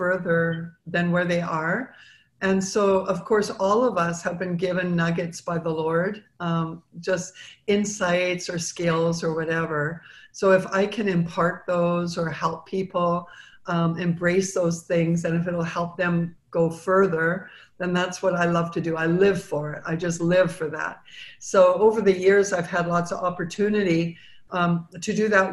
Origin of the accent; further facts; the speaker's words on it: Vancouver, British Columbia, Canada; moved away as an adult; now in United States; I was born and raised in Vancouver, Canada